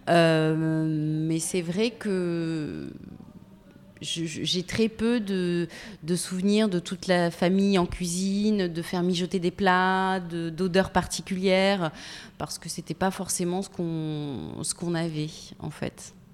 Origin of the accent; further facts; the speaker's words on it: Metz, Grand Est, France; also born or lived in Tarbes / Toulouse; Je suis née à Tarbes, j'ai été élevée entre Metz et Toulouse.